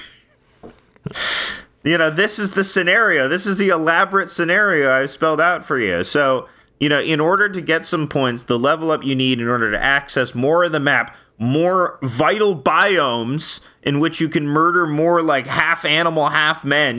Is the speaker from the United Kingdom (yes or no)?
no; Canada